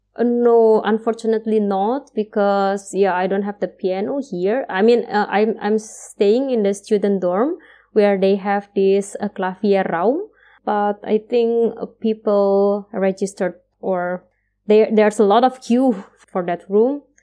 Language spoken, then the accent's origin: English; Indonesia; moved away as an adult; now in Austria; it's far from our country, uh, I mean, we are far from Indonesia